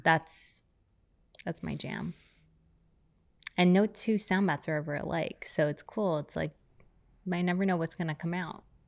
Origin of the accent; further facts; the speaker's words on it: New York City, New York, United States; now in Laguna Beach, United States; I grew up on the Lower East Side.